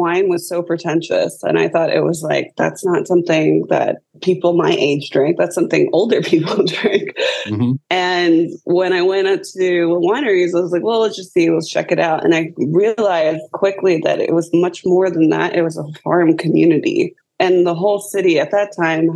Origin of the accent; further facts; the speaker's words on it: Southern California, United States; now in Orlando, United States; I grew up in Southern California